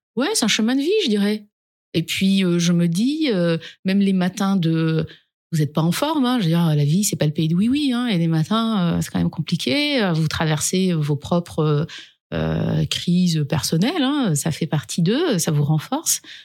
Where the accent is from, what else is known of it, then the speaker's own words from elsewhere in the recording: a village in the Dauphiné, Auvergne-Rhône-Alpes, France; Je suis pas née dans les quartiers. Je viens d'un village du Dauphiné.